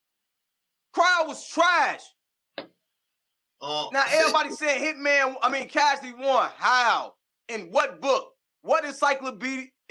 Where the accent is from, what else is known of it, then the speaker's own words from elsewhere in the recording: Midwest, United States; I'm not from St. Louis. I'm from the Midwest here